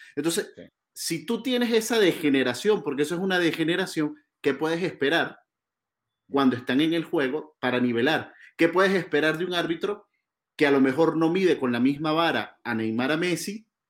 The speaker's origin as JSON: {"language": "Spanish", "country": "Venezuela", "said": "nuestra selección, la Vinotinto"}